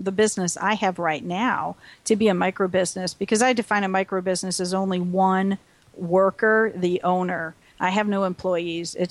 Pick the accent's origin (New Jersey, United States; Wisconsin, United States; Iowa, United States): Wisconsin, United States; We grew up in Wisconsin.